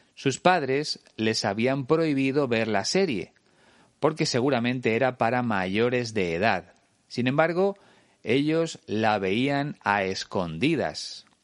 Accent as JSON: {"language": "Spanish", "country": "Spain"}